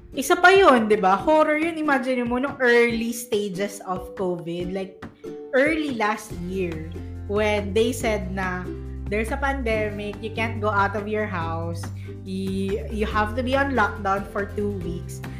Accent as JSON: {"language": "Tagalog", "country": "Philippines", "said": "as a Filipino"}